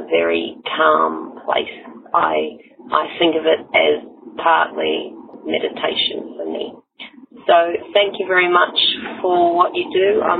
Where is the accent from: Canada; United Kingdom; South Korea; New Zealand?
New Zealand; now in Sydney, Australia; I'm calling from Sydney in Australia, although I'm a New Zealander